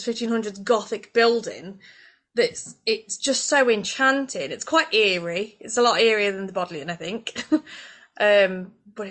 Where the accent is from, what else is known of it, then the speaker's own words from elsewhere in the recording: Swadlincote, East Midlands, United Kingdom; I'm from Swad.